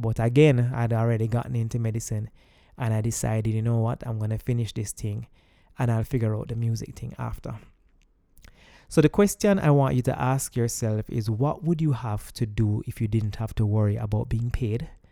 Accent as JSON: {"language": "English", "country": "Jamaica", "said": "I'm Jamaican"}